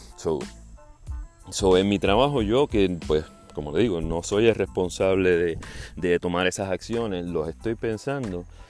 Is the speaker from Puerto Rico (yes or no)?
yes; Juana Díaz, Puerto Rico; moved away as an adult; now in South Florida, United States; puertorriqueño de Juana Díaz, ah, viviendo en el sur de la Florida. Eh, hace seis años me mudé de Puerto Rico.